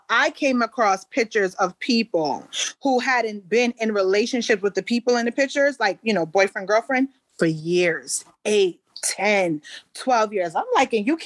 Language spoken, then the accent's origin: English; Paterson, New Jersey, United States; also born or lived in Palisades Park, New Jersey / Prospect Park, New Jersey; I grew up in the northern New Jersey area. So the bulk of my adolescence was spent in Paterson, New Jersey.